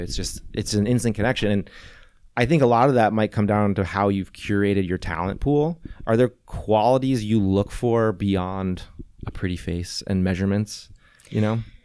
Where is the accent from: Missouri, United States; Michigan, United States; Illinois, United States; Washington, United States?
Missouri, United States; St. Louis; moved away as an adult; also born or lived in Venice, California; now in California, United States; I was in Saint Louis